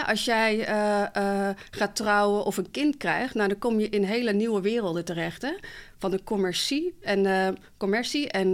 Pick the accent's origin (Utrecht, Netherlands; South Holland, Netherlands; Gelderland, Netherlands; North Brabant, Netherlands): Gelderland, Netherlands; Barneveld; also born or lived in Morocco; ik ben gewoon geboren in Marokko, getogen in Nederland, in Barneveld